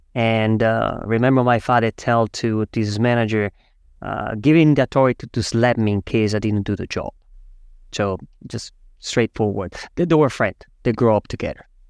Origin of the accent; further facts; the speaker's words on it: Switzerland; moved away as an adult; also born or lived in Zurich; now in New York, United States; I am actually from Switzerland.